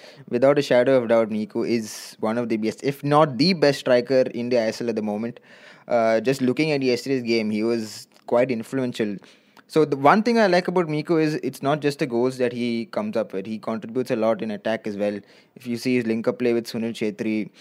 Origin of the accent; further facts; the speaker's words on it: Chennai, Tamil Nadu, India; I'm from Chennai